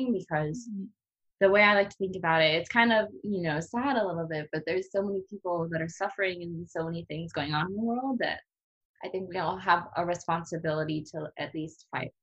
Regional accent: La Crosse, Wisconsin, United States; moved away as an adult; now in Hawaii, United States; I am from Wisconsin, La Crosse

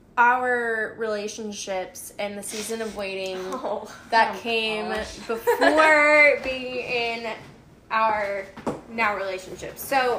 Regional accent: Illinois, United States; born there; My mom was born and raised in Illinois, I think. {S2} Yeah. {S1} I know she lived there a lot. and I was born there

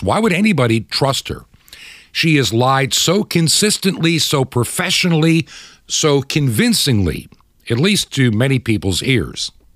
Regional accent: United States; as an American

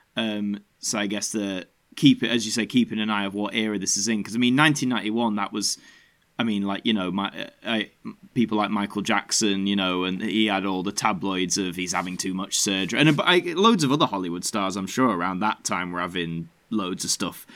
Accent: Yorkshire and the Humber, United Kingdom; being a Yorkshireman

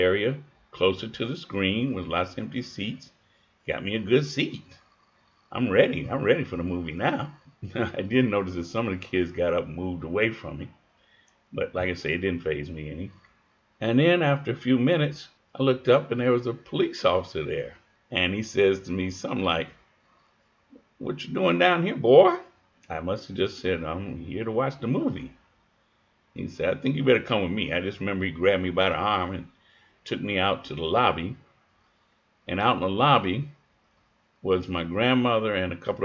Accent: Chicago, Illinois, United States; also born or lived in Kentucky; I was born and raised in Chicago

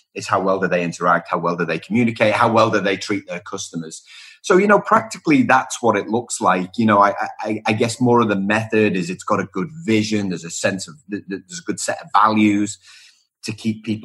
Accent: Liverpool, North West England, United Kingdom; moved away as an adult; also born or lived in Wellington, New Zealand; now in Melbourne, Australia; I'm from Liverpool in the UK originally. Spent 6 years in Wellington in New Zealand and now live in Melbourne

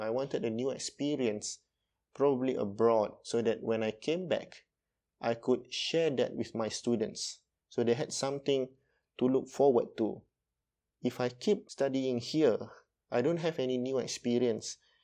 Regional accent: Malaysia; from Malaysia

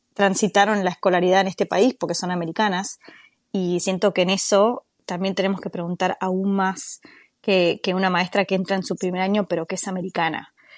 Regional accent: Buenos Aires, Argentina; moved away as an adult; now in United States; soy de Buenos Aires, Argentina

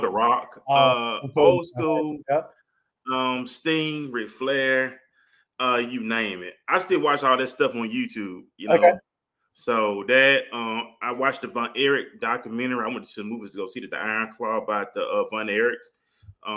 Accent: Mobile, Alabama, United States; moved away as an adult; now in Arlington, United States; I grew up in Mobile. You know, people think Mobile, Alabama is a small town. They probably think dirt roads, and it's really not. It's a city, small city, but it's a city. Grew up there, born and raised there

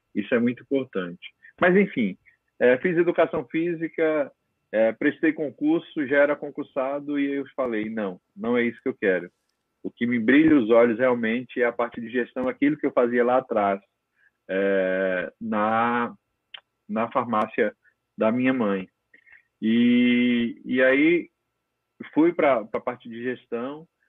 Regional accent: interior of Paraíba, Brazil; also born or lived in Natal; now in São Paulo, Brazil; minha mãe, que a família toda tinha farmácia no interior da Paraíba, eu sou paraibano, né? E eu fui criado dentro daquele vamos dizer, uma palavra que está bem moda, daquele ecossistema ali

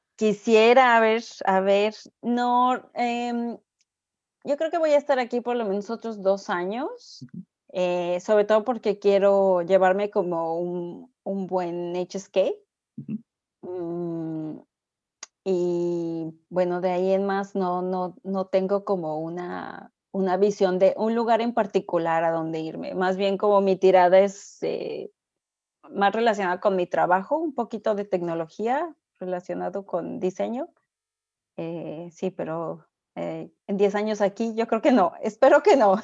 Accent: Mexico; moved away as an adult; also born or lived in Xiamen / Shanghai / Hong Kong

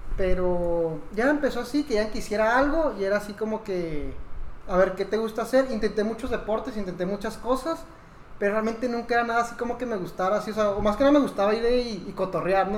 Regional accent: Mexico; soy mexicano.

